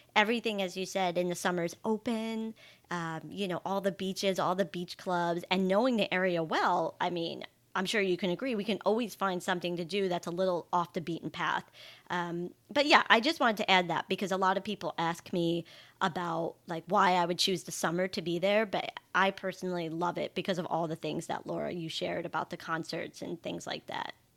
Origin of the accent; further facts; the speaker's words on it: Long Island, New York, United States; moved away as an adult; also born or lived in Florence, Italy / Amalfi Coast, Italy; now in Italy; I grew up on Long Island, not in New York City